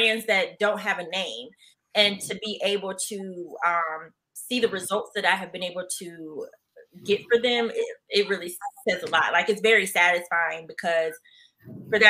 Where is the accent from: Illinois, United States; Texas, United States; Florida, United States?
Florida, United States; Jacksonville; moved away; growing up in Jacksonville